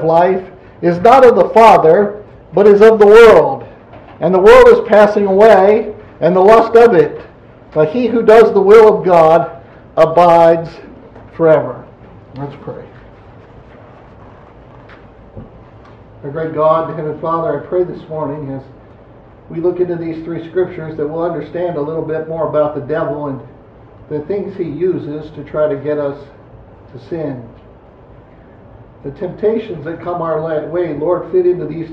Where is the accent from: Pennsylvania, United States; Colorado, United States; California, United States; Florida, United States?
Pennsylvania, United States; moved away; I'm from Pennsylvania